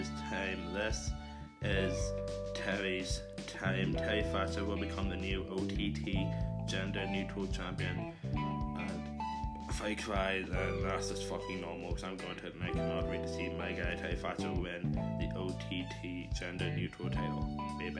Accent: Ireland; I'm Irish, and I'm proud, proud, proud to be Irish

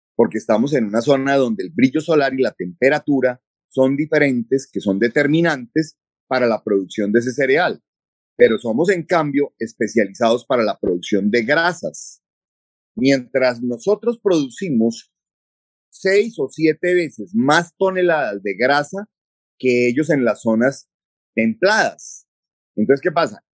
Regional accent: Colombia

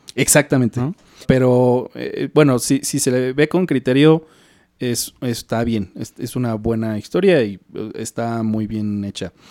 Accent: Mexico; como mexicano

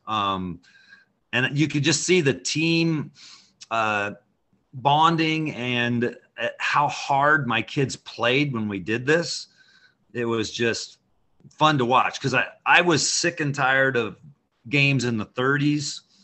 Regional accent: Caldwell, Idaho, United States; moved away as an adult; also born or lived in Santa Barbara, California; I was born in Caldwell. My dad played football at College of Idaho. I grew up up here

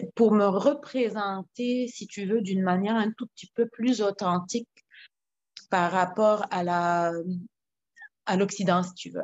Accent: Lebanon; now in Quebec, Canada; en tant que Libanaise

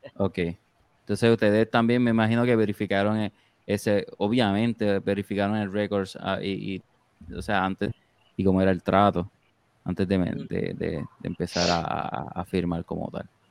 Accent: San Juan, Puerto Rico; somos de San Juan, Puerto Rico

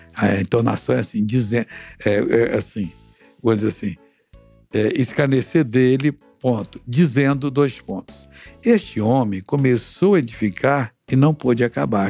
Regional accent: Brazil; Eu morava numa cidade pequenina que não tinha um, um asfalto, nem um paralelepípedo na rua

